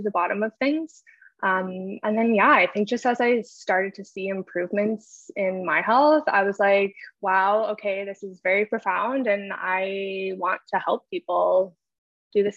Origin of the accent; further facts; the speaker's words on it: a little town in Northern Ontario, Canada; So I'm from Canada. I live in Ontario. I'm originally from like a little town in Northern Ontario.